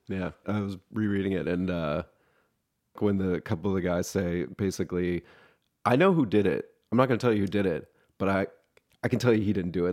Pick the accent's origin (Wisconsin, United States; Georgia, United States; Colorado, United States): Georgia, United States; Atlanta; I'm also from Atlanta